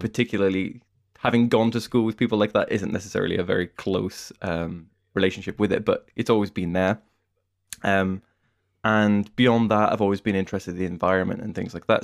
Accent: United Kingdom; as a British person

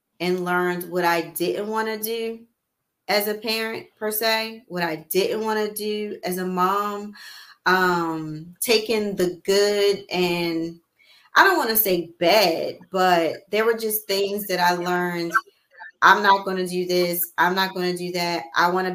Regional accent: Baltimore, Maryland, United States; I was raised in Baltimore City

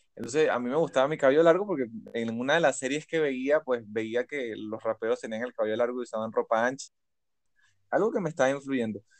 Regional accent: Caracas, Capital District, Venezuela; soy un caraqueño

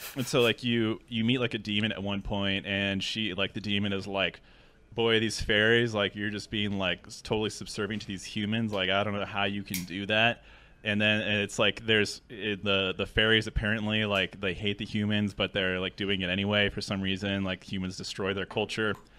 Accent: Seattle, Washington, United States; I'm from Seattle. two oh six is the area code

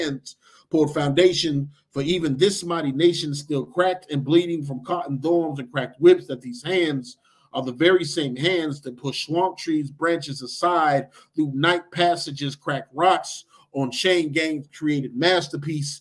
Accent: Detroit, Michigan, United States; moved away as an adult; now in Arkansas, United States; I'm from Detroit

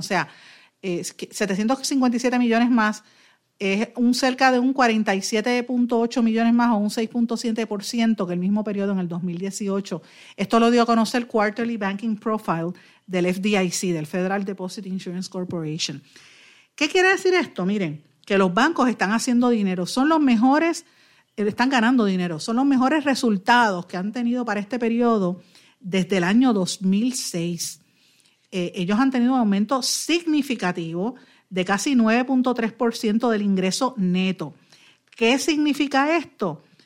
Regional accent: Puerto Rico; nosotros como puertorriqueños

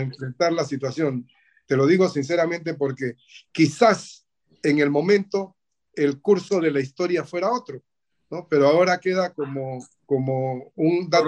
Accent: Panama; nosotros como panameños

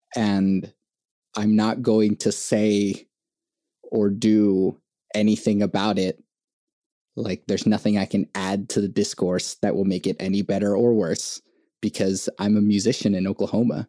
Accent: Venezuela; now in United States; I was born in Venezuela and like I uh, came to the US in 2001.

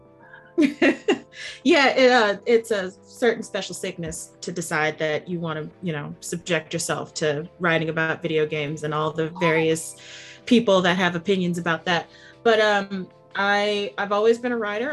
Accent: United States; I'm I'm from the United States

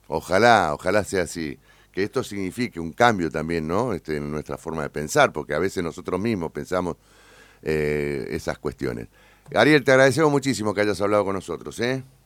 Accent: Argentina; sos argentino

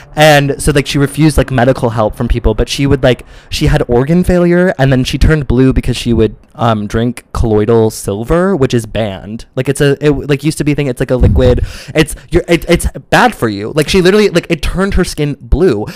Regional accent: Midwest, United States; I'm from the Midwest

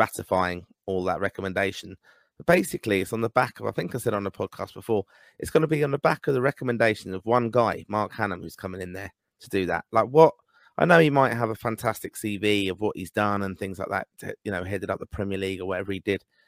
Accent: Ireland; as an Irishman

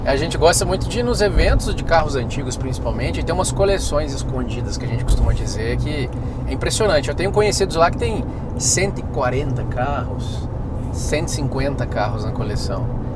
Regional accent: Minas Gerais, Brazil; moved away as an adult; now in Brasília, Brazil; eu sou mineiro

